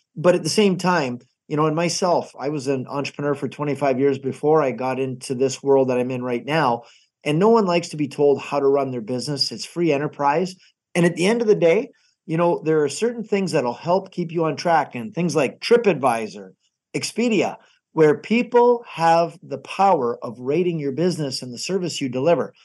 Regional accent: Niagara Falls, Ontario, Canada; Niagara Falls

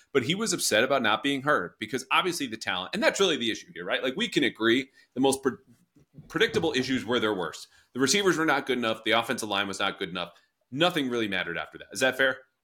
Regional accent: New England, United States; I grew up in New England

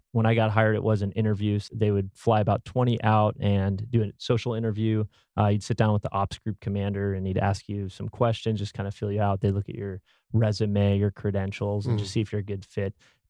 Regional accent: Oregon, United States; So I grew up in Oregon.

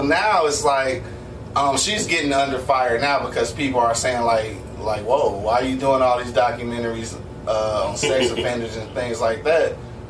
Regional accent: Detroit, Michigan, United States; I told him I was from, you know, from the D.

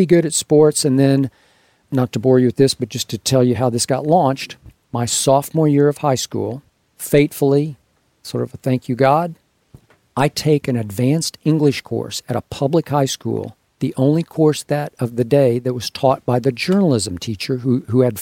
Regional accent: Oklahoma City, Oklahoma, United States; moved away; also born or lived in Los Angeles; I grew up in Oklahoma City

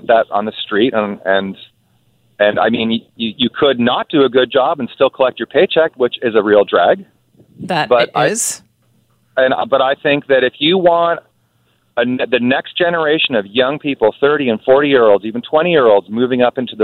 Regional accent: Nelson, British Columbia, Canada; Nelson is my hometown. I've been there most of my life.

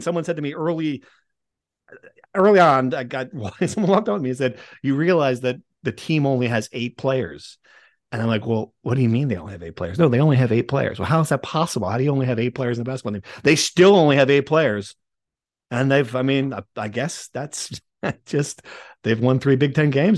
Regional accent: Nutley, New Jersey, United States; where I grew up in Nutley, North Jersey

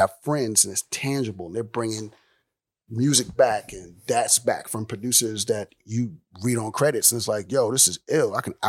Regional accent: Houston, Texas, United States; also born or lived in Miami; Born in Miami, raised in Houston.

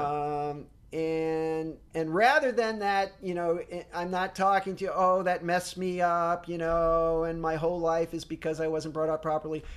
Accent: Fall River, Massachusetts, United States; I grew up in Fall River, Massachusetts

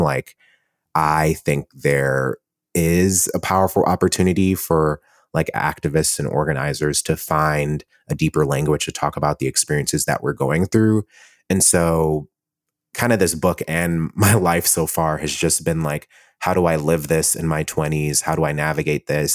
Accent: Cleveland, Ohio, United States; moved away as an adult; also born or lived in Columbus, Ohio; now in New York City, United States; I grew up in Cleveland, Ohio. I grew up in a Jamaican family

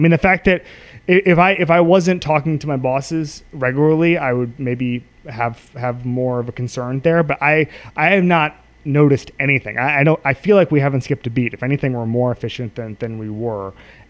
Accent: Orlando, Florida, United States; I was growing up in Orlando

